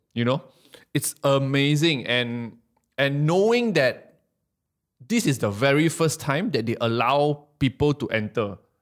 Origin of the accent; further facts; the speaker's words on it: Malaysia; I'm from Malaysia